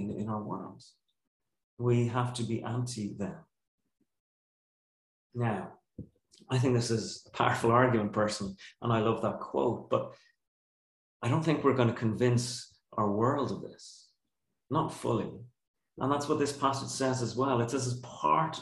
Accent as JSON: {"language": "English", "country": "Ireland", "said": "our culture as Irish people"}